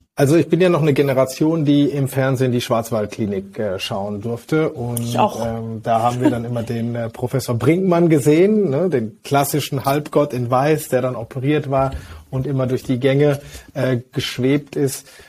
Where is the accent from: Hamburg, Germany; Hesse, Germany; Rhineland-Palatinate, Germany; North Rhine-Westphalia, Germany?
North Rhine-Westphalia, Germany; Hagen; Ich bin aber überzeugter und gebürtiger Westfale aus Hagen